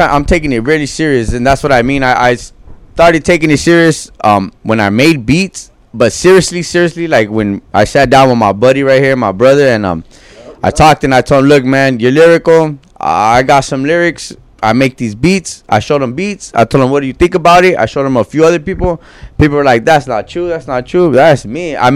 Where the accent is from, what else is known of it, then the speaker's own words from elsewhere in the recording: Compton, California, United States; also born or lived in South Gate, California / Norwalk, California / Bellflower, California; I was raised in Compton